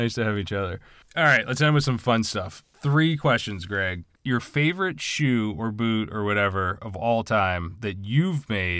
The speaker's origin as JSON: {"language": "English", "area": "Long Island", "region": "New York", "country": "United States", "moved": "as an adult", "lives_now": "Wisconsin, United States", "said": "I'm from Long Island."}